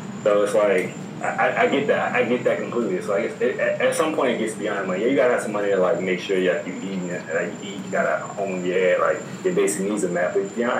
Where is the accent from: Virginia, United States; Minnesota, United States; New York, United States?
Virginia, United States; I'm from Virginia, so by default, I'm rocking with the Wizards.